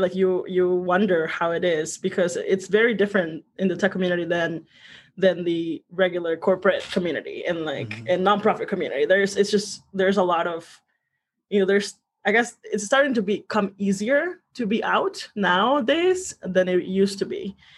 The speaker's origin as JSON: {"language": "English", "town": "Santa Cruz de Villagómez", "region": "Michoacán", "country": "Mexico", "tie": "born or raised there", "also_born_or_lived": "Huetamo, Michoacán", "said": "I was born in Michoacan. Uh, it's in it, it's a, a, really small town called Santa Cruz de Villagomez, Michoacan"}